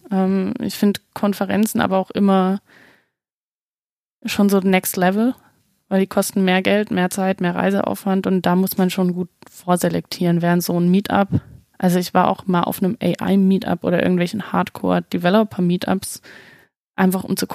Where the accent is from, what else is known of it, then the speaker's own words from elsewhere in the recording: Baden-Württemberg, Germany; ich komme ursprünglich aus dem Schwarzwald ich habe den Dialekt hoffentlich weitestgehend abgelegt